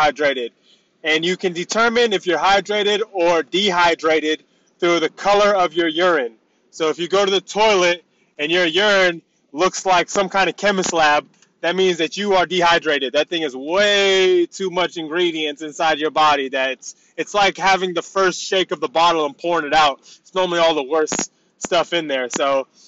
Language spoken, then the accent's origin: English; United States; moved away; I was born and raised in the States